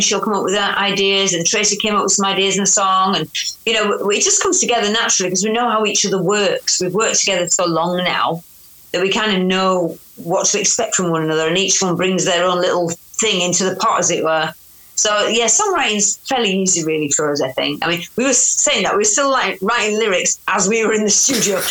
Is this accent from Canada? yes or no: no; Yorkshire and the Humber, United Kingdom; accent: Yorkshire; my accent because I'm from Yorkshire